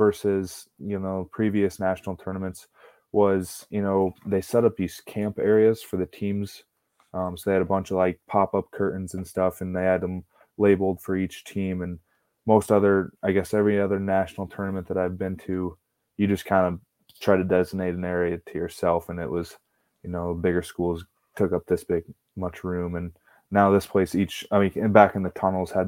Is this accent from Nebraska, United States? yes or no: no; Alburnett, Iowa, United States; moved away as an adult; now in Brookings, United States; my hometown